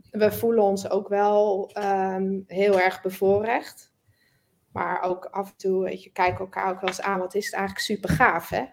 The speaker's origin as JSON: {"language": "Dutch", "country": "Netherlands", "said": "we zijn natuurlijk sowieso als Nederlanders vrij direct."}